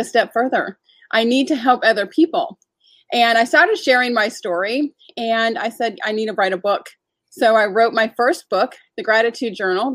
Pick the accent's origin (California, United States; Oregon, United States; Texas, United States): California, United States; San Diego; also born or lived in Atlanta, Georgia; now in Charlotte, United States; Obviously, I'm not from Charlotte. I'm originally from San Diego, you know, kind of did my thing in Atlanta